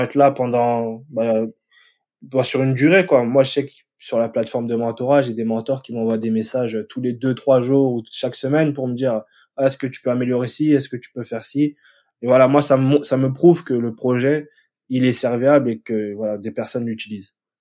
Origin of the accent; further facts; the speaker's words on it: France; moved away as an adult; now in Stockholm, Sweden; je suis Français